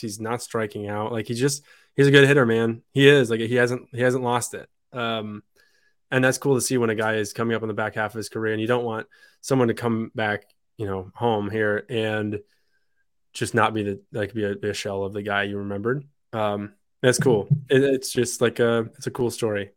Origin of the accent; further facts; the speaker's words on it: Michigan, United States; moved away as an adult; also born or lived in France / Pittsburgh; now in New England, United States; I'm from Michigan. My folks are still back there